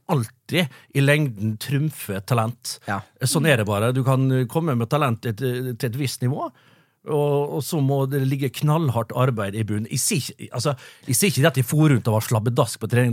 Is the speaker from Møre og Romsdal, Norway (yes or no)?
yes; Vestnes, Møre og Romsdal, Norway; Jeg kommer jo fra nabokommunen Vestnes